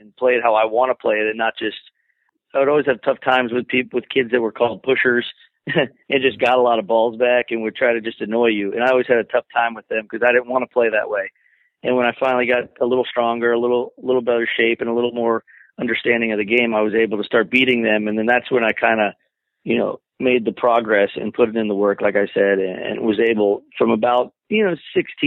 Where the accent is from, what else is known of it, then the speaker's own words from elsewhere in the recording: Naples, Florida, United States; I grew up in Naples, Florida, and I always trained here locally